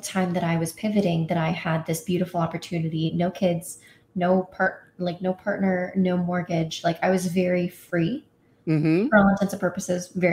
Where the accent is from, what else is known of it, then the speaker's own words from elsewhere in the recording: Indiana, United States; I grew up in Indiana